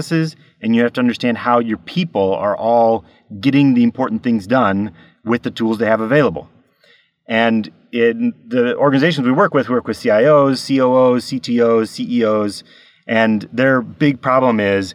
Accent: United States; moved away as an adult; now in Norway; I'm an American in Norway. I've been here for 13 years

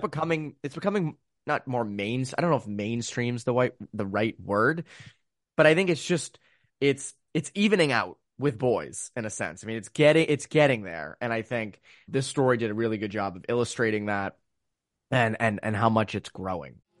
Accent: Framingham, Massachusetts, United States; born or raised there

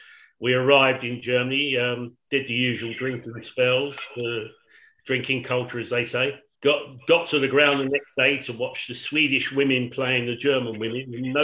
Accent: London, United Kingdom; I come from Shoreditch.

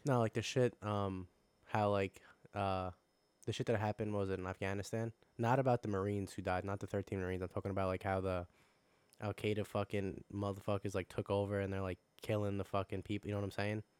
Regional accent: Long Island, New York, United States; I'm fucking from Long Island

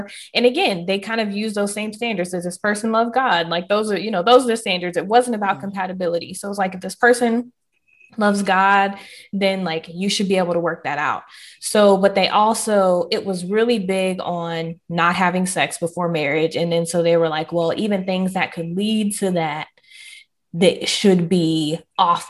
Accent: the South, United States; I am Southern through and through

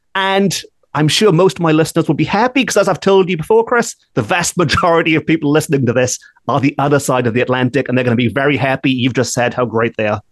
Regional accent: Wales, United Kingdom; growing up in Wales in the 1980s, we did not have trick or treating

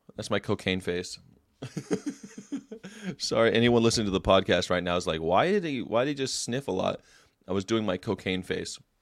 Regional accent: United States; I'm an American

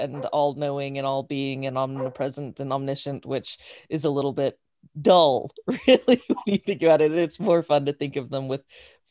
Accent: New Mexico, United States; I grew up in New Mexico

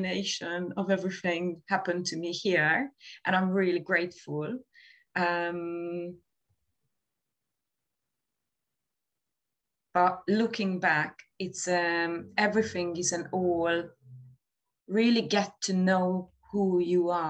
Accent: Hungary; moved away as an adult; also born or lived in Dublin, Ireland; now in London, United Kingdom; I moved out of Hungary because of my relationship

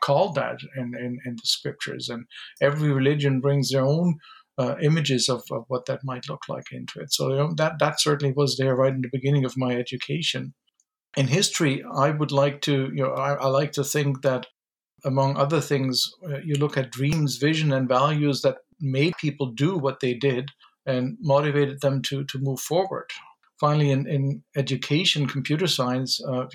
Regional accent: Germany; moved away; my background is German. I grew up in Germany

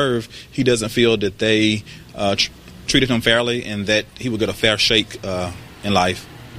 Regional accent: Mississippi, United States; growing up in Mississippi.

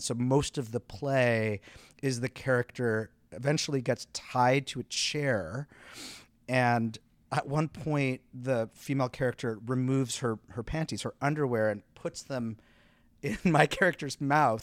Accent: southeastern Quebec, Canada; moved away as an adult; also born or lived in Montreal, Canada; now in New York, United States; I grew up in, in sou-, southeastern Quebec, and so, like, not far from Montreal.

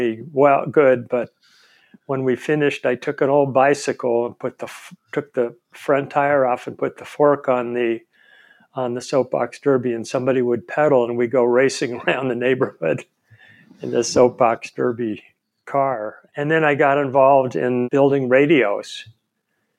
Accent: Stockton, California, United States; I was born in Stockton, California

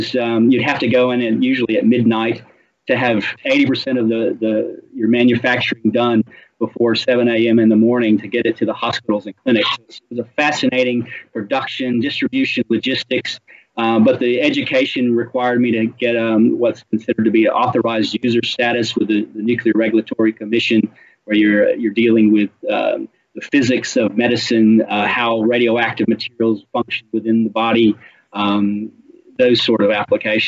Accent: Tennessee Valley in northwest Georgia, United States; moved away as an adult; now in Australia; I grew up in the Tennessee Valley in northwest Georgia, where we had nuclear reactors on these pristine, beautiful lakes

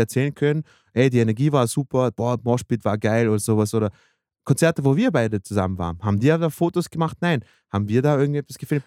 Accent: Vienna, Austria; moved away; bei uns in Wien

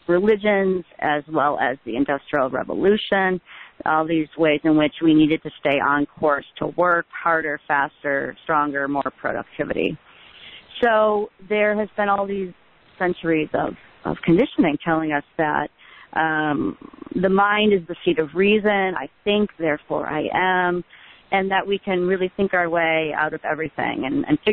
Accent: Midwest, United States; where I grew up in the Midwest

